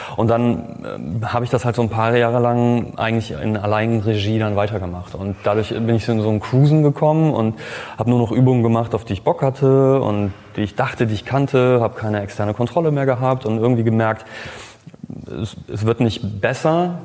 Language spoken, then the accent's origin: German; Cologne, North Rhine-Westphalia, Germany; ich bin äh, Kölner, ich bin Designer